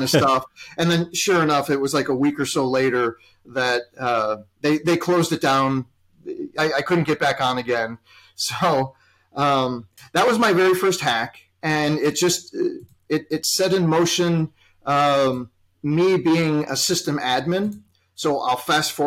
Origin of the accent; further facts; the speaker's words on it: Chicago, Illinois, United States; here in my hometown of Chicago